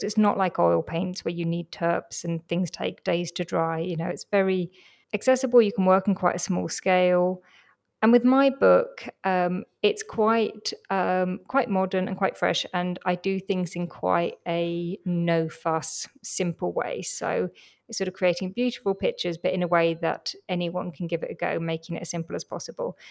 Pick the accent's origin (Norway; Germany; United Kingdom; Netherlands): United Kingdom; London; I grew up in London